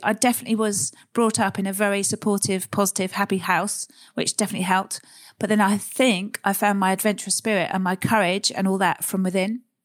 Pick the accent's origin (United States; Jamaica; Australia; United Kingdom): United Kingdom; Surrey, South East England; also born or lived in Sussex; I grew up in Surrey, leafy, leafy Surrey, Sussex area.